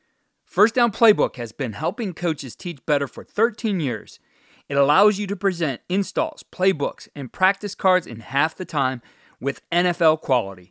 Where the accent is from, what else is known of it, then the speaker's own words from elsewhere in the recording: Cleveland, Ohio, United States; my hometown team, being from Cleveland, Ohio